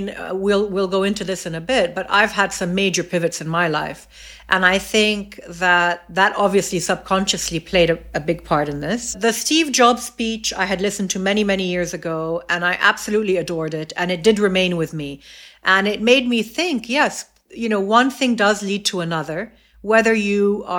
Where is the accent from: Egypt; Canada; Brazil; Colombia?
Egypt; also born or lived in United States / Saudi Arabia / England; I'm fully Egyptian, but I've only been living in Egypt for the last 19 years. I was born in the States, and I then lived in Saudi Arabia.